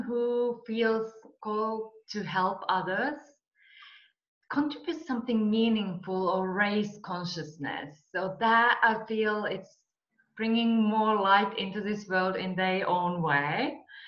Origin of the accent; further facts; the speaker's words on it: Finland; moved away as an adult; also born or lived in Marbella / California; I'm from Finland and we get really harsh winters